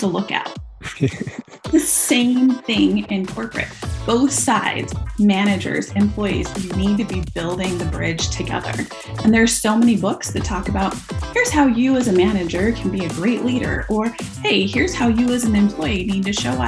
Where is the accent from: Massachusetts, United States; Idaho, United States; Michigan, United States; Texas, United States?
Idaho, United States; moved away; Growing up in Idaho